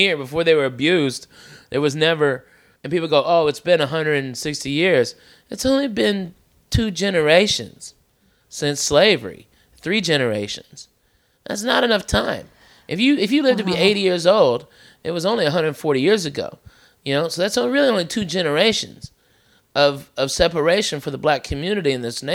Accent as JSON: {"language": "English", "region": "the South", "country": "United States", "tie": "born or raised there", "moved": "yes", "said": "growing up in the South"}